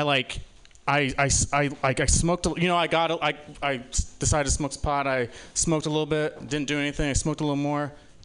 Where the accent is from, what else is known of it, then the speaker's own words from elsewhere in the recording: Utah, United States; now in San Francisco, United States; I was born here in San Francisco, but I grew up in Utah